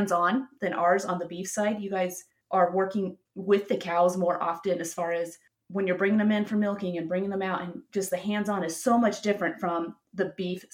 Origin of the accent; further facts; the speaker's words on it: Nevada, United States; one of the last dairies in the valley that I grew up in Nevada